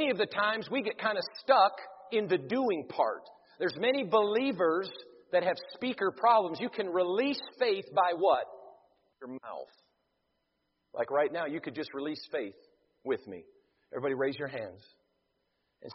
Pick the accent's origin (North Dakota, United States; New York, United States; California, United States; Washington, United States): North Dakota, United States; Devils Lake; I was born in Devil's Lake, North Dakota